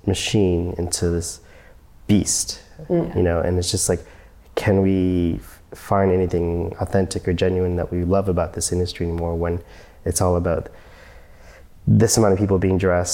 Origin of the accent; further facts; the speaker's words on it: Oakville, Ontario, Canada; I'm from Oakville, Ontario.